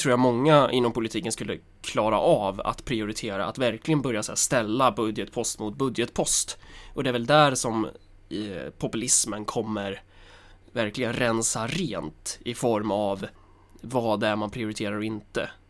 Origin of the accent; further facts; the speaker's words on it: Helsingborg, Skåne, Sweden; Jag är från Helsingborg.